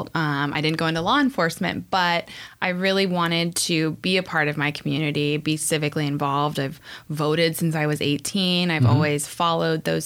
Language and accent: English; Encinitas, California, United States; also born or lived in Mission Valley, San Diego; now in Poway, United States; I grew up in Encinitas and now I'm going to have my daughter grow up in Poway